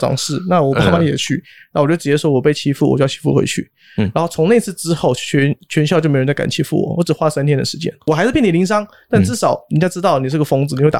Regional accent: Hong Kong; also born or lived in Taiwan; 因为我是台湾出生，然后国小到香港去，那时候很小，然后那时候香港是九七年之前，所以只讲广东话跟英文

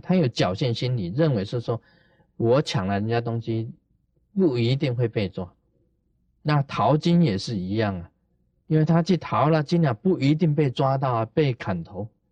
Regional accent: Taiwan; 我们台湾人讲的

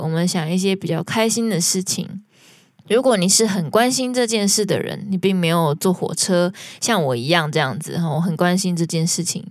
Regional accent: southern Taiwan, Taiwan; 我跟我老公都是南部人

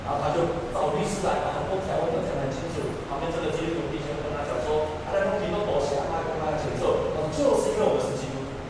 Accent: Taiwan; 我们在地上，我们是一个台湾人。

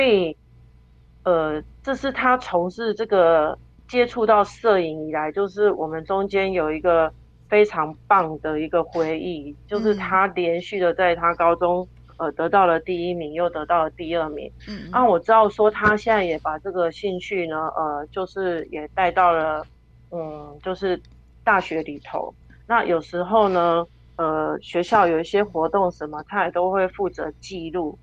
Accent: Taiwan; 我们身为台湾人

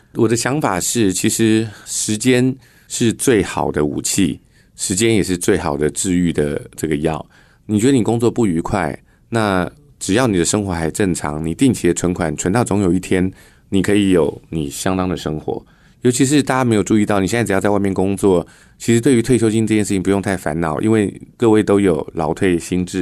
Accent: rural Dongshi, Taichung, Taiwan; now in Taipei, Taiwan; 我们在台中东市的乡下长大， 然后后来搬来台北做公共建设

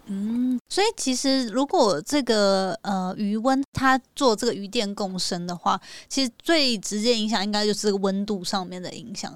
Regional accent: Hualien, Hualien County, Taiwan; now in Northern Taiwan; 因为我是花莲人嘛，那花莲就是我也就北漂了啦，那但是每次回去就会觉得说，啊，花莲其实是一个很好的地方，那家人也都在那边

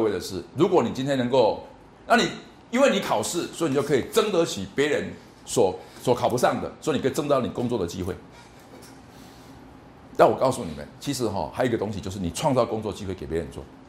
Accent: Taiwan; 同学们，在台湾一百个学生里面，你们是前面的百分之三，或者百分之一。我们台湾过，我们中国人过去五千年来都有一个很基本的想法：我的成功是靠考试。

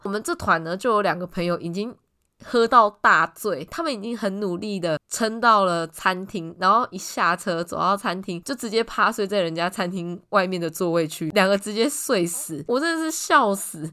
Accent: Tainan, Taiwan; 我本身是台南人

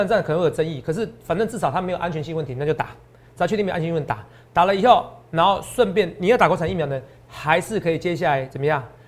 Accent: New Taipei, Taiwan; 我也是在新北市长大的。哦，虽然我现在在这边工作，哦，我现在很多的起居点都是台北市

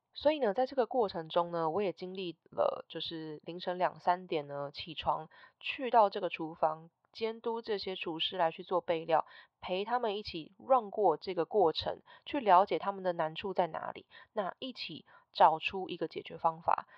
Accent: Taiwan; moved away as an adult; also born or lived in New York, United States; 回到台湾刚开始在经营I G的时候

